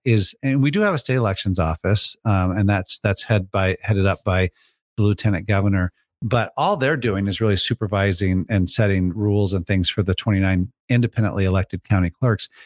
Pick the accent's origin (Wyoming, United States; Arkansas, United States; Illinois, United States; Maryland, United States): Illinois, United States; Crystal Lake; I grew up in Illinois